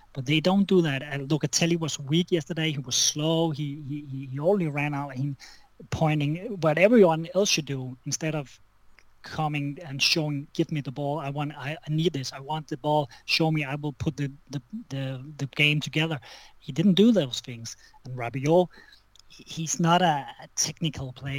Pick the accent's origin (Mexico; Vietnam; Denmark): Denmark; I'm from Denmark